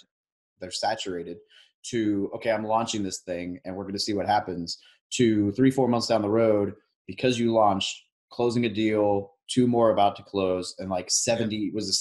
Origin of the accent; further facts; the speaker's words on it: Arkansas, United States; what I actually would call my home state